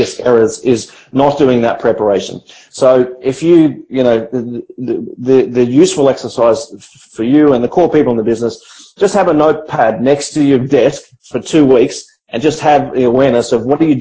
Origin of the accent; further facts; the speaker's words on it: Australia; now in Philippines; I'm an Australian entrepreneur, I have Australian managers